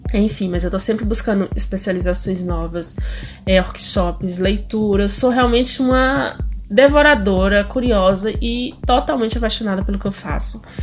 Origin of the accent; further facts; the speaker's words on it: Bahia, Brazil; moved away as an adult; also born or lived in Europe / Goiás; segundo a minha certidão de nascimento, eu sou baiana